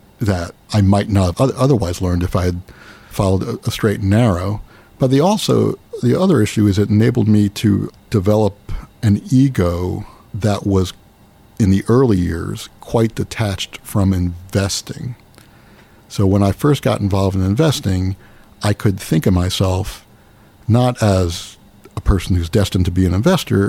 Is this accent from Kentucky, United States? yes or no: no; New Brunswick, New Jersey, United States; I grew up near here, near New Brunswick.